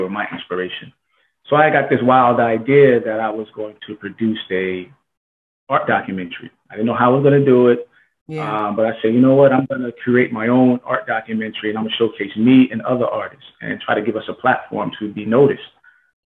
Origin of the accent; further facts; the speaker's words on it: New Jersey, United States; now in Palm Springs, United States; I'm currently living in Palm Springs, California. I'm originally from New Jersey